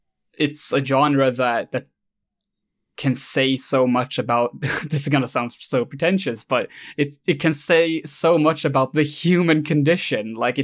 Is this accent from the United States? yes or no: no; Sweden; English is a second language; I did this in Swedish, since, surprise, I'm Swedish.